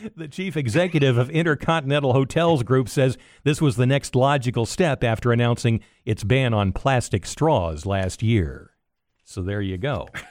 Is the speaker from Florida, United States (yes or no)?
yes; Altamonte Springs, Florida, United States; my hometown, Altamont Springs